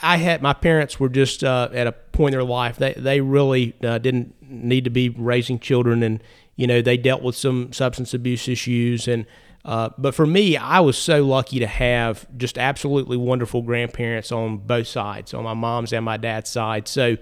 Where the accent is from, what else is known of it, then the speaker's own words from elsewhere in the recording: North Carolina, United States; Yeah. So I was born and raised in Caldwell County, where I live now, and I was raised by my grandparents on both sides